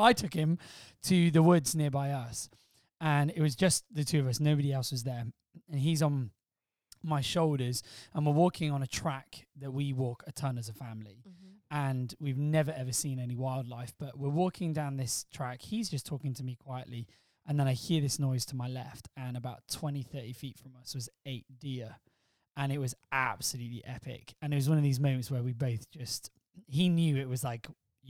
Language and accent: English; England, United Kingdom; Blame the English wife.